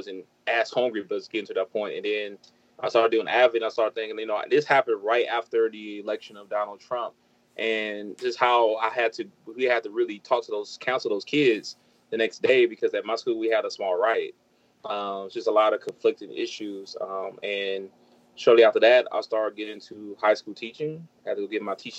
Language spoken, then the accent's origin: English; Los Angeles, California, United States; moved away as an adult; also born or lived in Atlanta, Georgia; now in Georgia, United States; I grew up in South Central LA, so I was used to helicopters and just a lot of noise.